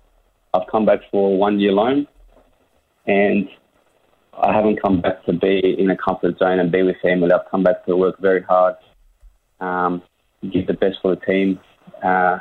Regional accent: Blacktown, New South Wales, Australia; also born or lived in Penrith; I grew up in Blacktown

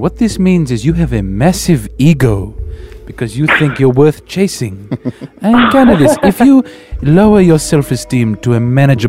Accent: Adelaide, South Australia, Australia; I'm like Sia, like I'm from Adelaide, but no one knows why I sound like I do.

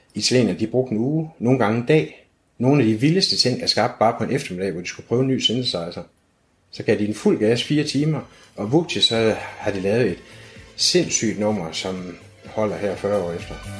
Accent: Aarhus, Central Denmark Region, Denmark; Jeg er 56 år gammel og født og opvokset her i Aarhus

